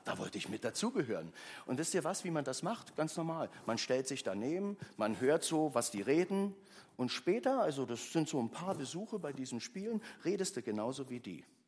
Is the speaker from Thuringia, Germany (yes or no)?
no; Berlin, Germany; also born or lived in Köpenick; Also ich bin groß geworden in Ostberlin